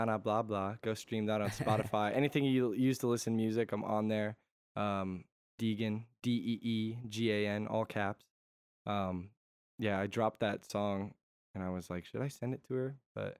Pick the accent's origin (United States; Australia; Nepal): United States; Connecticut; Yeah. So I, I'm from Connecticut.